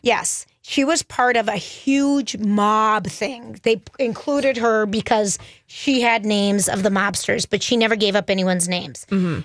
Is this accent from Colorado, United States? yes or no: yes; Loveland, Colorado, United States; I grew up in Loveland, Colorado, which was one of the very first ski areas.